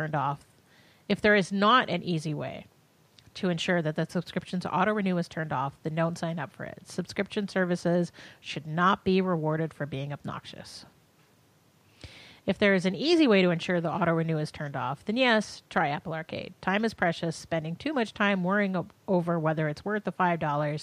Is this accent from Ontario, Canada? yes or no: yes; Northern Ontario, Canada; moved away; also born or lived in Manitoba; I grew up in Northern Ontario.